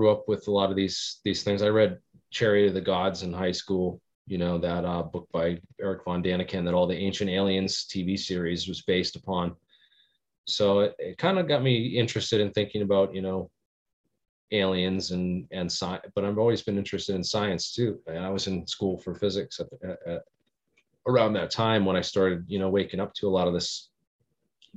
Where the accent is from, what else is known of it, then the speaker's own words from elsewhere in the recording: Bridgewater Triangle, Massachusetts, United States; I grew up in the Bridgewater Triangle